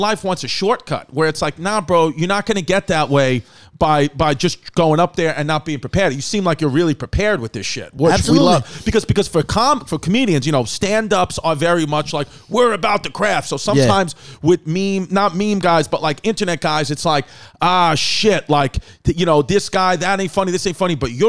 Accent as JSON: {"language": "English", "town": "New York City", "region": "New York", "country": "United States", "tie": "born or raised there", "also_born_or_lived": "Brooklyn / Queens / Staten Island", "said": "being from New York, I'm, you know, originally exactly born and raised in New York."}